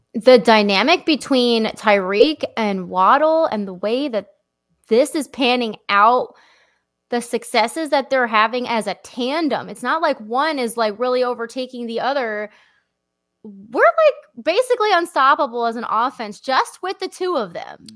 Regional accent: Lehigh Valley, Pennsylvania, United States; moved away; my hometown

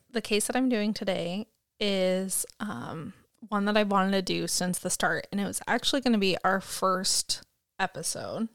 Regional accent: United States; I'm a American

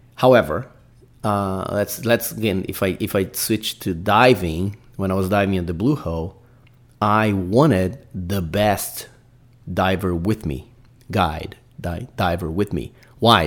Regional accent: Brazil; English is a second language; I'm Brazilian, guys. I got to put up my accent

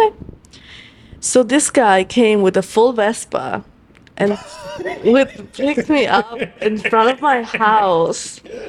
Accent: Italy; now in New York, United States; Mind you, I come to New York from Italy.

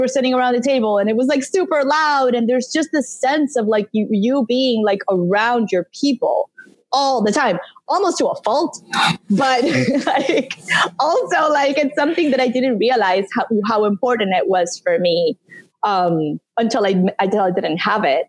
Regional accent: Santo Domingo, Dominican Republic; moved away as an adult; also born or lived in Northeast United States; now in Miami, United States; I grew up in Santo Domingo.

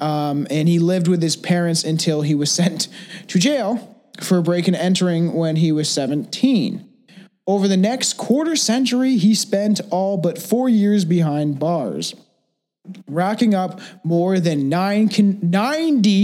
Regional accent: Canada; And I'm Canadian

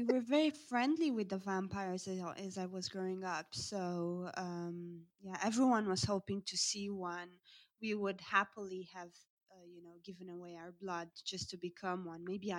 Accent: Romania; moved away as an adult; now in United Kingdom; I come from Romania initially. I've been living in the UK for the past 5 years.

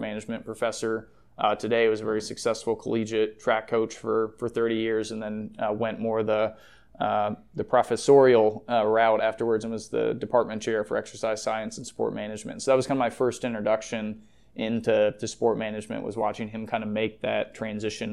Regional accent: Decatur, Illinois, United States; moved away as an adult; also born or lived in Florida; now in Rhode Island, United States; my hometown of Decatur, Illinois

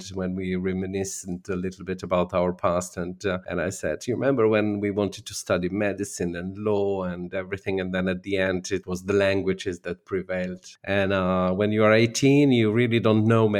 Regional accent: North Adriatic region of Slovenia, Slovenia; first language Slovene; English is a second language; moved away; My original language is Slovene, and I come from the North Adriatic region of Slovenia

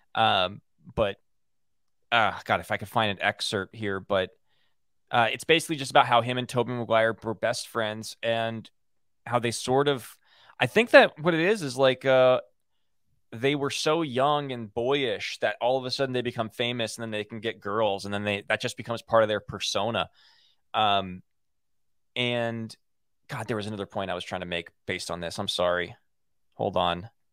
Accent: Los Angeles, California, United States; growing up in Hollywood.

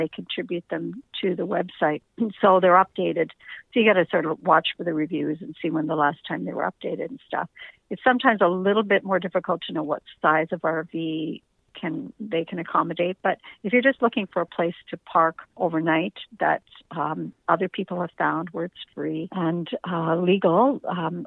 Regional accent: Canada; we're Canadian

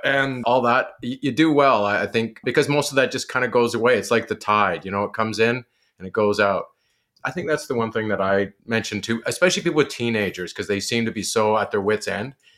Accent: outside Kingston, Ontario, Canada; growing up outside of Kingston, a little place called Amersfoort.

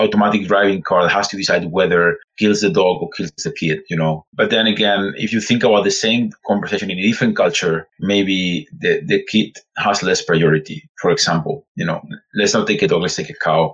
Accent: Spain; English is a second language; You have noticed my accent. So I'm actually from Spain

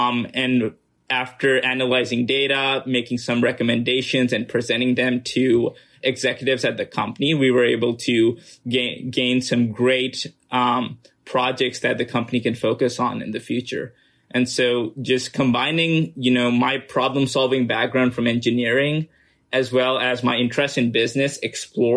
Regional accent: Pakistan; moved away as an adult; also born or lived in United States; I was born and raised in Pakistan, spent 18 years of my life there

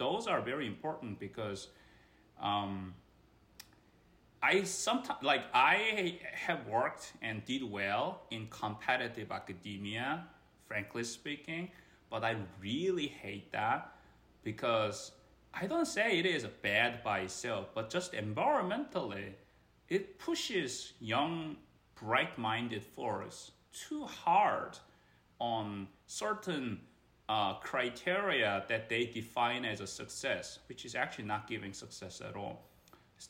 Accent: South Korea; moved away as an adult; now in United States; I am from Korea, which is Asian culture, very competitive. My compatriots are very similarly tough folks in that sense. So I grown up in and educated in my early part of my part there

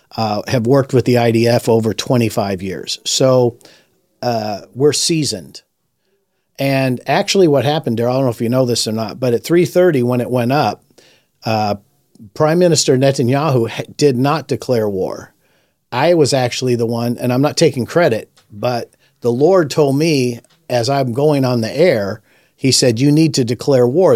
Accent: Los Angeles, California, United States; I was raised in Los Angeles during the Watts riots in the sixties

